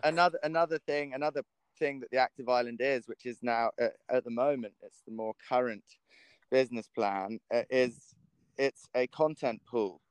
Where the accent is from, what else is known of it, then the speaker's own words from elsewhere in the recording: Isle of Wight, South East England, United Kingdom; growing up on the Isle of Wight